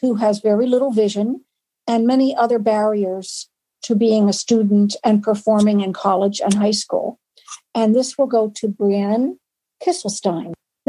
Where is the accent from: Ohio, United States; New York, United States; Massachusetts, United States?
Massachusetts, United States; I'm from Massachusetts